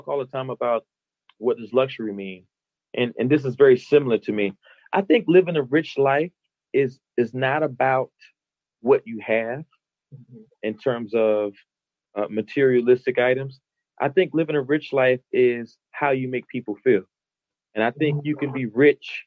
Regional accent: Madison, United States; moved away as an adult; also born or lived in the South; now in Baltimore, United States; Madison, giving my hometown a shout out

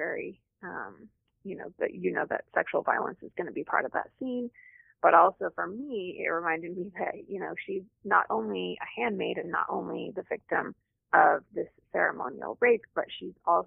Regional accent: Utah, United States; I'm from Utah

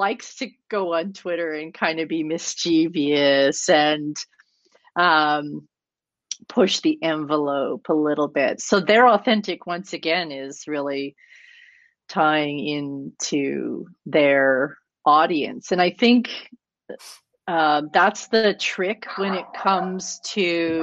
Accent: Canada; I'm Canadian

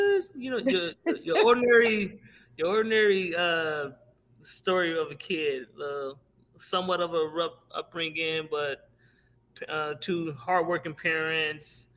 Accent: Indiana, United States; also born or lived in Aetna; I grew up for the most part up in Durmilla and Ivanhoe Projects before we actually moved to Etna

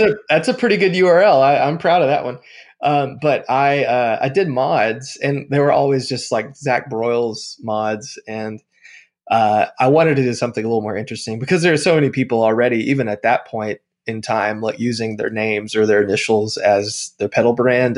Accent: Tennessee, United States; now in Nashville, United States; I've lived in Tennessee my whole life. So I grew up only like an hour and a half from Nashville

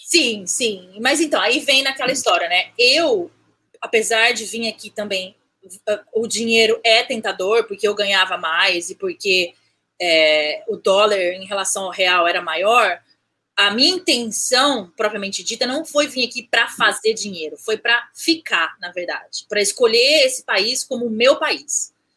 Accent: Campinas, São Paulo, Brazil; moved away as an adult; now in New Rochelle, United States; Eu sou de Campinas, nasci em Campinas, um, ah, vivi em outros lugares, mas basicamente Campinas, São e, Paulo.

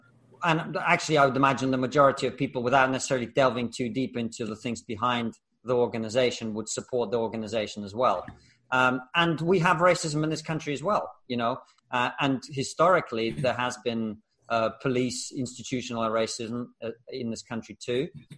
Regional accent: Russia; I come from Russia. My grandparents were born in the Soviet gulag for political prisoners.

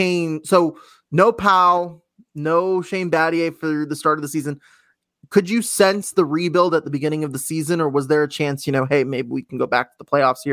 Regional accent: Houston, Texas, United States; Like, I remember, because I'm from Houston, so I remember that trade

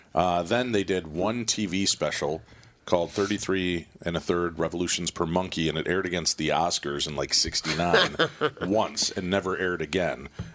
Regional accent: Illinois, United States; where I grew up in Illinois.

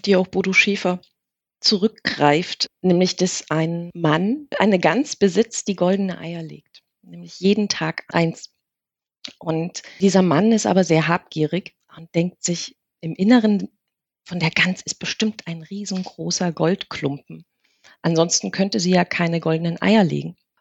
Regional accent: East Germany, Germany; also born or lived in Saxony, near Chemnitz; wir sind ja in der DDR groß geworden

